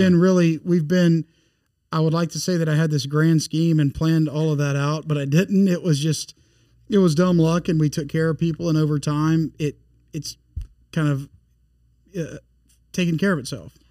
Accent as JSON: {"language": "English", "town": "Bossier City", "region": "Louisiana", "country": "United States", "tie": "born or raised there", "also_born_or_lived": "Monroe", "moved": "as an adult", "lives_now": "Baton Rouge, United States", "said": "I grew up in North Louisiana in Bossier City"}